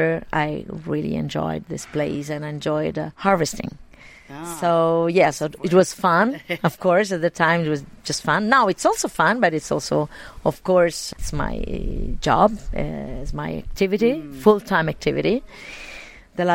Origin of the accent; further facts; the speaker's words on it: Montepulciano, Tuscany, Italy; I grew up here in Montepulciano